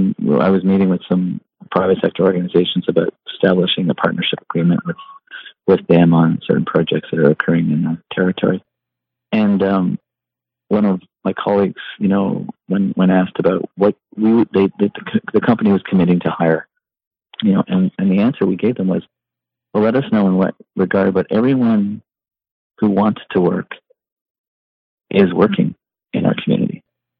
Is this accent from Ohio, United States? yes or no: no; Vermont, United States; I came from Vermont, as you know, and so I was dealing with some of the science communities